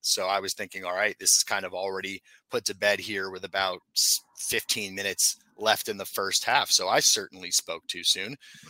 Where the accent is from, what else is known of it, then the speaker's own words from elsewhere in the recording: California, United States; now in Eugene, United States; I'm from California myself, as you know, and you could take the boy out of California, but you can't take the California out of the boy.